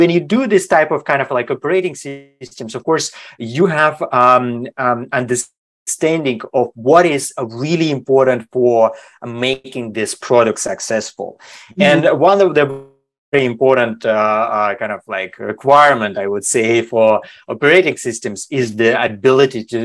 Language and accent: English; Germany; also born or lived in Sweden / Switzerland / China; now in United States; I grew up in Germany, and then I live a couple of years in Sweden. I live in Switzerland for more than a decade. Now I'm living in basically in America